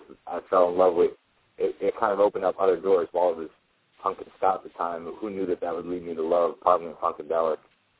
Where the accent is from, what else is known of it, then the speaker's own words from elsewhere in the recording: New Jersey, United States; In middle school and through high school, I got really into the local punk and ska scene in North Jersey.